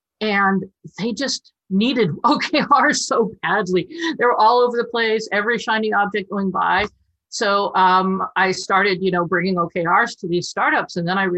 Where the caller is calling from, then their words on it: Palo Alto, California, United States; I'm in Palo Alto, still locked in my condo.